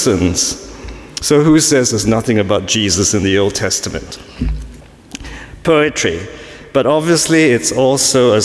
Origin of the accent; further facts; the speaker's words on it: Singapore; now in London, United Kingdom; I was born in Singapore